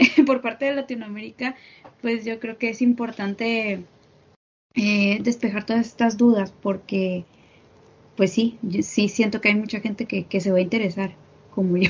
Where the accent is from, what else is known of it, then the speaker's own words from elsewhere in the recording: Mexico; yo soy de aquí de México